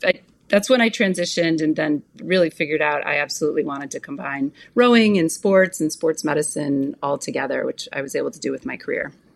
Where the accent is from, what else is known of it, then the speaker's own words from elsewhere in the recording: Orchard Park, New York, United States; also born or lived in Buffalo, New York; I was born in Buffalo, New York. I grew up in Orchard Park, home of the Bills